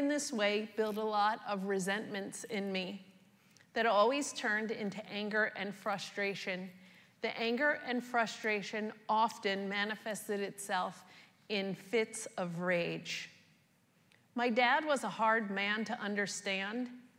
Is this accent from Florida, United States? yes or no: no; New York, United States; I was born and raised in New York with both parents, two older brothers, and one younger sister.